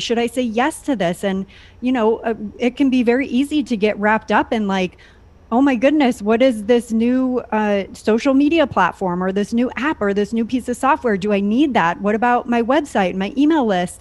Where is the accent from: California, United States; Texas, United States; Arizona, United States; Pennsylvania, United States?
California, United States; San Diego; moved away as an adult; also born or lived in San Francisco / Maine; I grew up in California, Southern California, San Diego, to be exact.